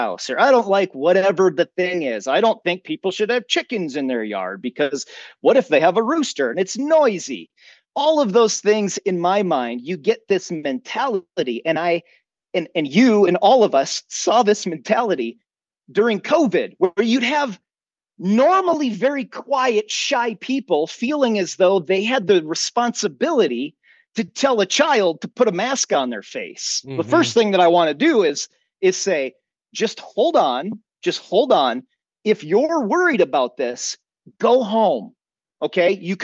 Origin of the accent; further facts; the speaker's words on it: Minnesota, United States; moved away; when I was a child growing up in Minnesota till later on as an adult